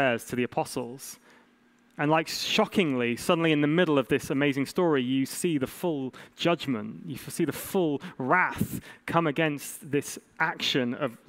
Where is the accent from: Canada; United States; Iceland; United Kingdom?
United Kingdom; England; As an English man